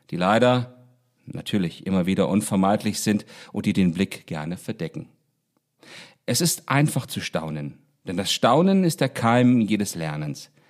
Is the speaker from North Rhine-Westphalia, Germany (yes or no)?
no; Baunatal, Hesse, Germany; Ich beginne meine Erzählung Anderswelt, die ich meiner Heimatstadt Baunatal gewidmet habe und die eine Menge dieses Baunatals enthält